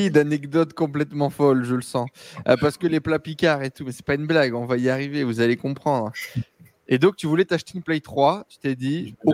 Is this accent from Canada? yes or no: no; Morocco; moved away as an adult; also born or lived in France; Je suis marocain.